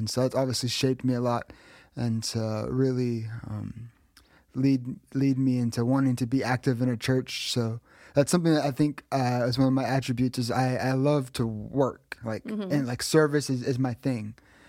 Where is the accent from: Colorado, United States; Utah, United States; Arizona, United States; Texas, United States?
Texas, United States; Born and raised in Texas, yeah.